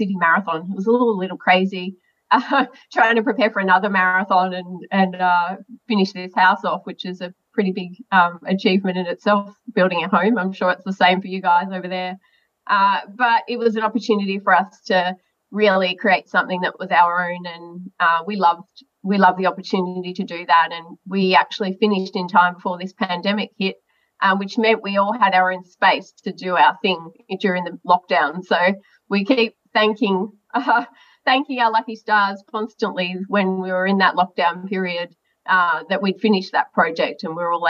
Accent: Melbourne, Victoria, Australia; I grew up right here in Melbourne, only about 400 metres from my parents' house right now doing this interview

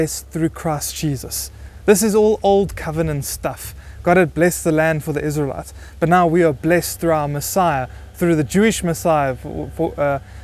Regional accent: Buffalo City, Eastern Cape, South Africa; we are from Buffalo City

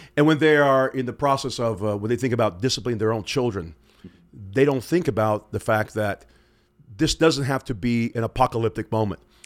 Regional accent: Pensacola, Florida, United States; now in Moscow, Idaho, United States; I'm from Pensacola, Florida

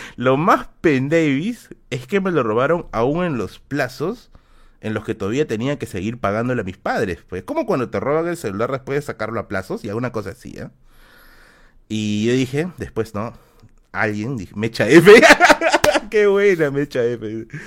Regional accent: Tacna, Peru; moved away; mi tierra, mi tierra natal

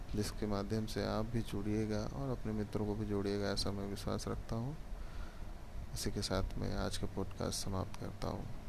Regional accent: Bihar, India; मैं भारत में बिहार राज्य का रहने वाला हूँ

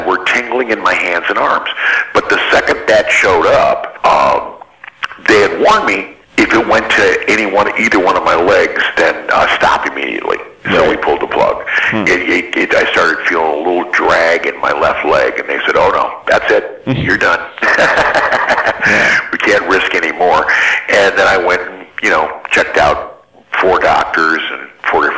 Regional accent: Ann Arbor, Michigan, United States; also born or lived in Detroit, Michigan; I was from Detroit, you know, and via Ann Arbor, where I grew up. I moved there when I was 5.

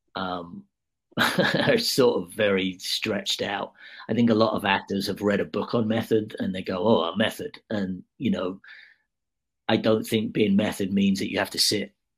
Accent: United Kingdom; I'm obviously a Brit

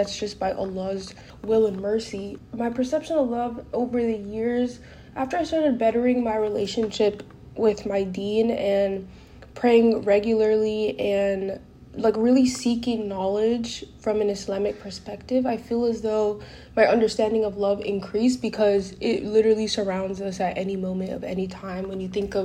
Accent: California, United States; also born or lived in Guinea; where I grew up in California

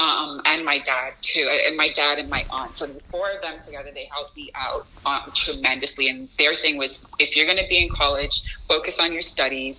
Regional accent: Chicago, Illinois, United States; born there; like I said, I was born in Chicago.

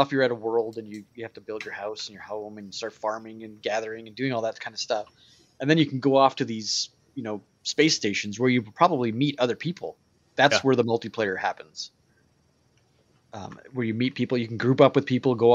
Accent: Canada; the Canadian in me

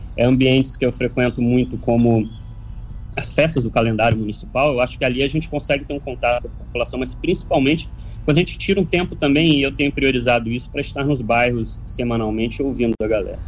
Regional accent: Paraty, Rio de Janeiro, Brazil; eu sou da, do bairro da Ponte Branca.

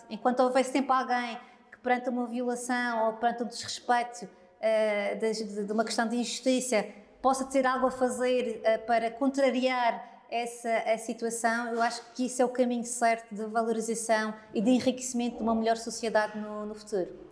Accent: Madeira, Portugal; como madeirense

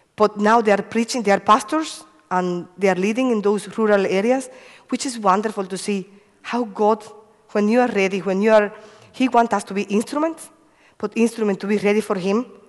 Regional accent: Cuba; moved away; I come from Cuba. Uh, I have five brothers and one sister. I used to live in a farm, uh, no electricity, and um, a lo lovely childhood because, you know, running in the farm

